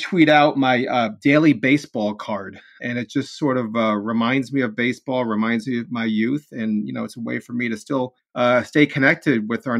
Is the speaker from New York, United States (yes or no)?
yes; Bronx, New York, United States; born there; I was born in the New York area, born in the Bronx, and it's been tough the last few weeks.